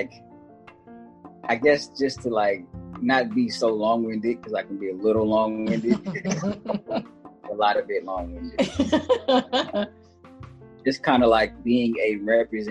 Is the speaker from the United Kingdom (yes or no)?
no; Texas, United States; moved away as an adult; also born or lived in Victoria, Texas / Kilgore, Texas / Austin, Texas; now in Arizona, United States; I was born in Victoria, Texas. Moved to Kilgore, Texas, and then moved to Austin, Texas, and then back to Kilgore, Texas